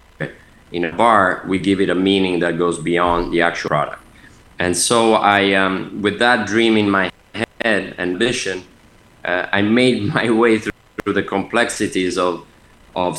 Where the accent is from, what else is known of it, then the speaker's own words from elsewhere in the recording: Milan, Lombardy, Italy; moved away as an adult; also born or lived in United Kingdom / France; I'm Italian, born and raised in Milan on the north, and lived there until at the age of 18.